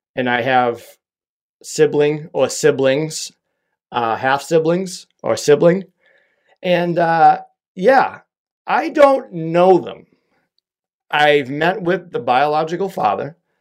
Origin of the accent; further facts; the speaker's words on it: Boston, Massachusetts, United States; accent: Boston; my Boston accent